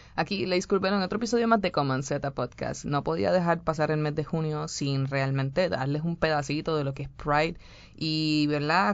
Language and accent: Spanish; Puerto Rico; en mi país, Puerto Rico, como saben, eh, somos súper femeninos